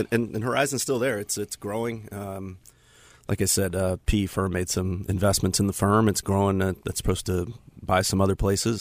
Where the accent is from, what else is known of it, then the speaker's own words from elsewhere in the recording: Tampa, Florida, United States; now in Charlotte, United States; I'm from Tampa originally